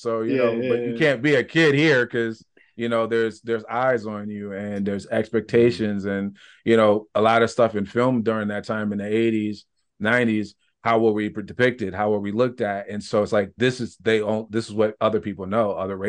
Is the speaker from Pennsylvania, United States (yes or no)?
no; Michigan, United States; I grew up in Michigan. I would say the first 17, 18 years of my life, we had a comic book store.